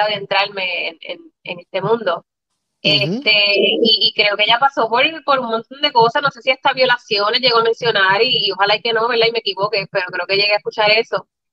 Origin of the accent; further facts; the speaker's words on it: Moca, Puerto Rico; now in San Juan metro area, Puerto Rico; yo soy del pueblo de Moca